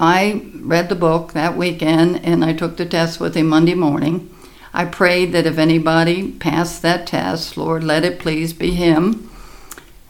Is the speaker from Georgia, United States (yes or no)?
no; Baltimore, Maryland, United States; I grew up in Balmer